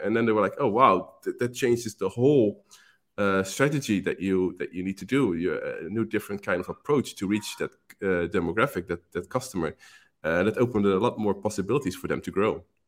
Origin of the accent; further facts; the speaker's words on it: Netherlands; moved away as an adult; now in Malta; I'm from the Netherlands, and, um, currently living in Malta